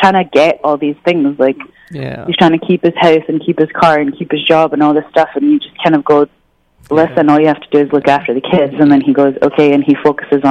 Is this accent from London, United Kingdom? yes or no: no; Scotland, United Kingdom; I'm from Scotland